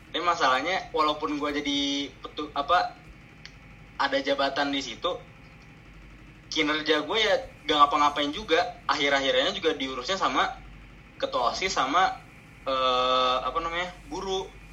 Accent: South Tangerang, Banten, Indonesia; gua juga dari Tangsel

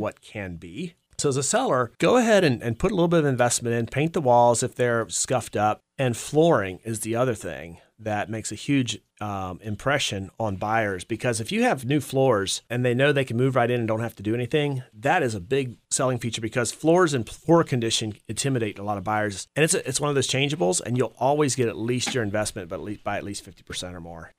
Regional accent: Campbell County, Virginia, United States; also born or lived in Augusta County, Virginia; I was actually born in Augusta County, and when I was five years old, my parents moved moved to Campbell County, about twelve miles south of Rustburg. I'm the oldest of five kids. I grew up on a dairy farm

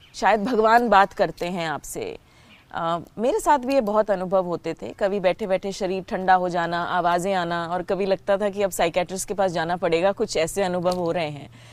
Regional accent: Haryana, India; moved away; also born or lived in Delhi; हूँ तो हरियाणा की लेकिन पढ़ाई तो सारी दिल्ली में ही हुई

